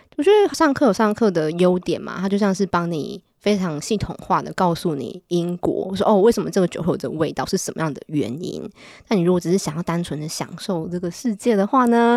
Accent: Taiwan; now in France; 在台湾可能我们就重视吃嘛，我们台湾人都很爱吃

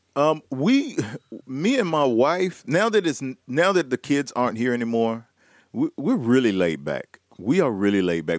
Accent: Tennessee, United States; I am from Tennessee

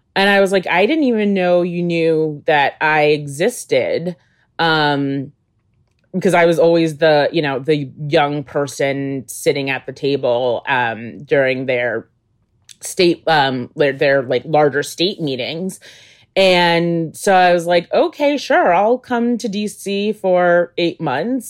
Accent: Albany, New York, United States; I was in Albany, New York, um, which is my hometown.

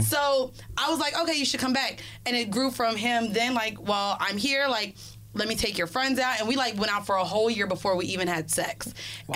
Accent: Orlando, Florida, United States; moved away as an adult; now in New York, United States; I'm from Florida

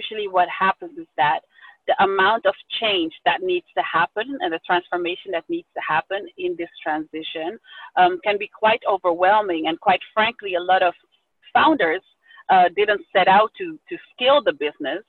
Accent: Amsterdam, North Holland, Netherlands; I was born and raised in Amsterdam, the Netherlands, to my Ghanaian father and Suriname mother

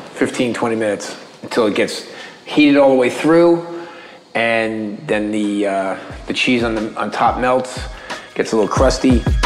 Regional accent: New York City, New York, United States; I'm from New York City

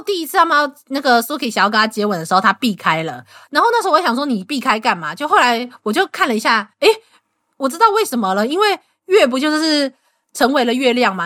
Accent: Taiwan; 身为一个台湾人

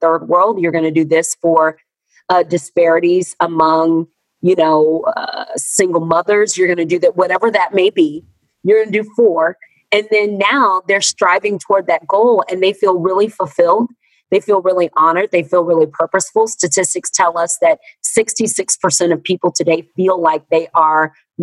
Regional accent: Texas, United States; moved away as an adult; now in Los Angeles, United States; I'm from Texas. I moved to LA last year, but I'm from Texas.

